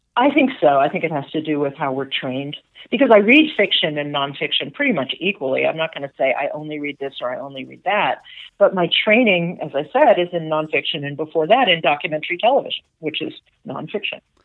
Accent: Atlanta, Georgia, United States; my sisters and I grew up here, or as far as Susie grew up and, and me, and we were in Atlanta

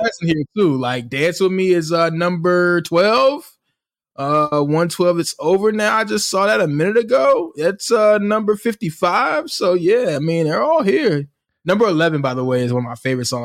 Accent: Virginia, United States; I'm from Virginia

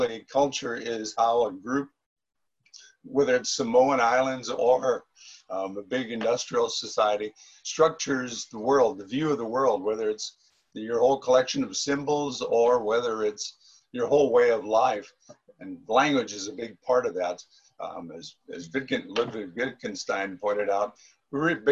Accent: St. Louis, Missouri, United States; my hometown of St. Louis

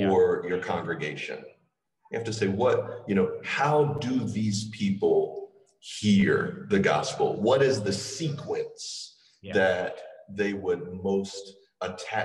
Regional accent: the American South, United States; I am from the American South

